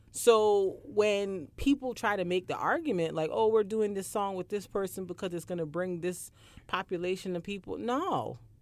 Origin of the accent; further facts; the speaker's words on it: Barbados; I grew up in Barbados